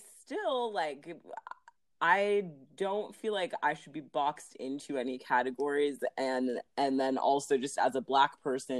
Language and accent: English; Los Angeles, California, United States; also born or lived in New York; I was born in New York and, like, have, you know, pretty strong roots in New York. My parents are both Caribbean. My dad is from Belize and my mom is from Haiti. And then we moved to LA when I was six. So, and, like, L.A. as in, like, View Park, Baldwin Hills area. And I actually still live there.